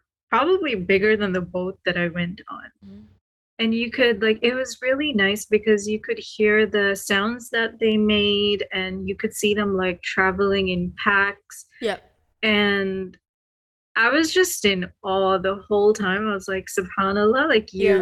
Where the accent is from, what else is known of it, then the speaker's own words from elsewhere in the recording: Sri Lanka; now in Canada; I was born and I was raised in Sri Lanka. Mm-hmm. And then just moving to Canada